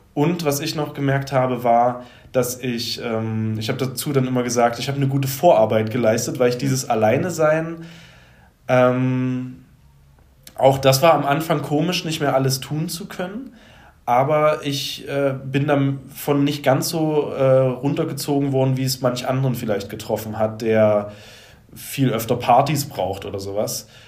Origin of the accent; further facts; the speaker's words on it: Leipzig, Saxony, Germany; ich komme aus Leipzig